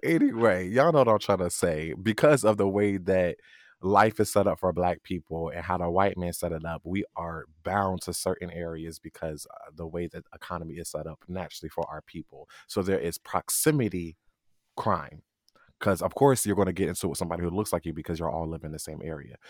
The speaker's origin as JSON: {"language": "English", "region": "New Jersey", "country": "United States", "said": "I'm from Jersey."}